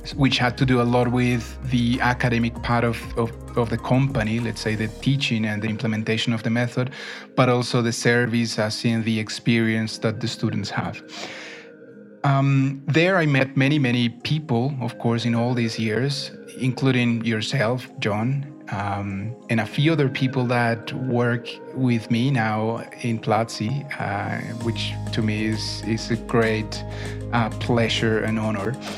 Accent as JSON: {"language": "English", "town": "Bogota", "region": "Bogotá", "country": "Colombia", "tie": "born or raised there", "also_born_or_lived": "Neiva, Colombia", "said": "my family moved to Bogota when I was very little. I understand I was one year old. So I've been in Bogota for most, most part of my life, but I was born in Neiva"}